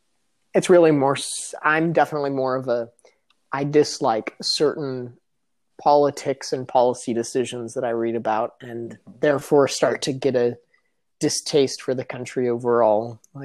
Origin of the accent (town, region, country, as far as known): United States